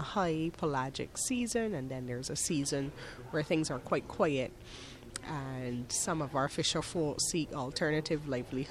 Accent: Barbados; I'm from Barbados, a little island in the Caribbean

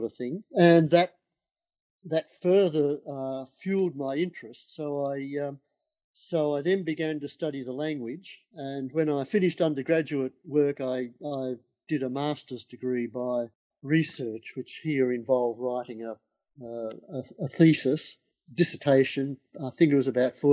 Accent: Melbourne, Victoria, Australia; now in Sydney, Australia; when I was a kid growing up in Melbourne

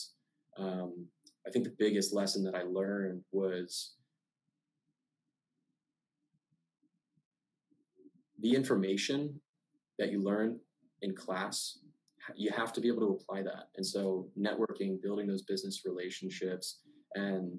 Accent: Maryland, United States; I'm from Maryland, and I'm a first-generation college student.

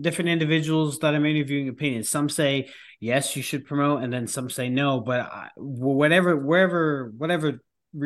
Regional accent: New York, United States; I'm originally from New York

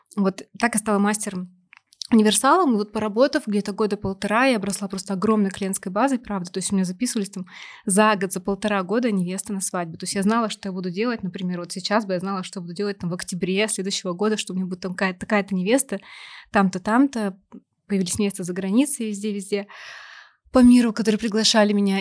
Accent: Novosibirsk, Novosibirsk Oblast, Russia; я из Новосибирска родом

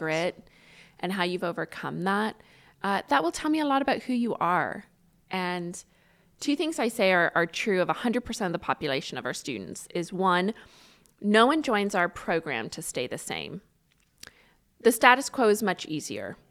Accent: Ireland; now in United States; I grew up the, the beginning part of my life in Ireland

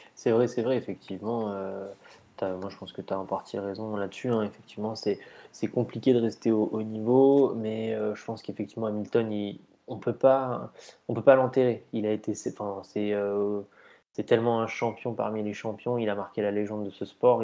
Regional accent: France; on est français

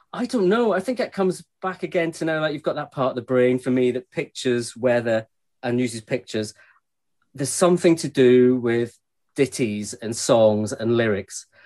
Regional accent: Glasgow, Scotland, United Kingdom; I grew up in Glasgow, uh, and as anybody knows, west coast of Scotland

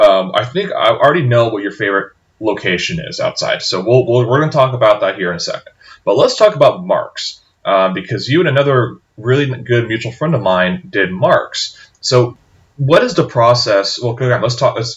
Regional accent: United States; Growing up in the United States

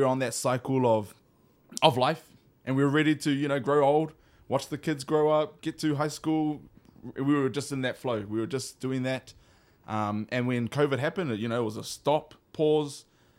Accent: Hawaii, United States; this was just an opportunity for us to strengthen our taha Hawaiian side here in Hawaii. being Hawaiian myself as well, and my wife

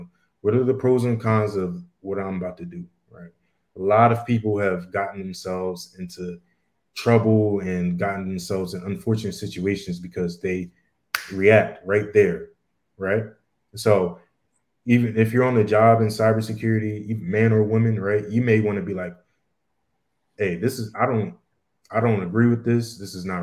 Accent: Bermuda; my family, we're all from Bermuda

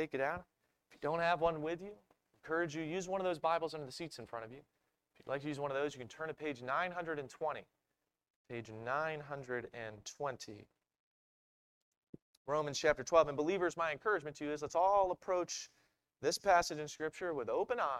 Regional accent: Maryland, United States; I'm from Maryland

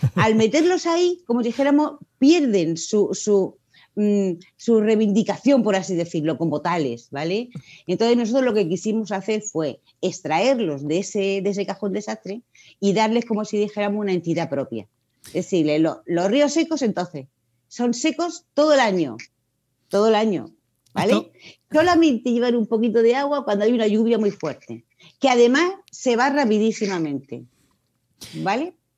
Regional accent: Murcia, Region of Murcia, Spain; soy de la primera promoción de aquí de Murcia

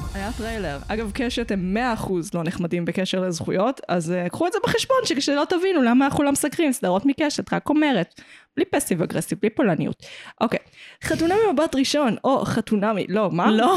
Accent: Petah Tikva, Central District, Israel; גדלתי בפתח תקווה

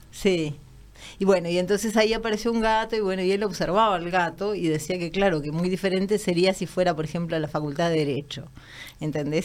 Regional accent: near Minas, Lavalleja, Uruguay; moved away; also born or lived in Canelones / Montevideo; soy de como cerca de Minas, les diría, como de, de Minas eh, hacia, hacia el lado de Canelones. De hecho, donde vivía la infancia era como sobre un arroyo

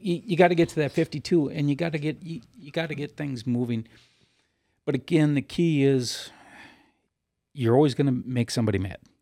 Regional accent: United States

